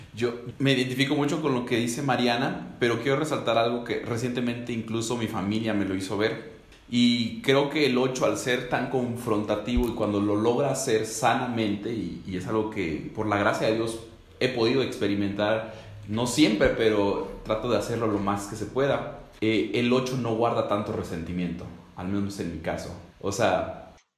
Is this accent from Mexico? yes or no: yes; Ecatepec, State of Mexico, Mexico; yo soy de Catepec, México, eh, colindante con la Ciudad de México.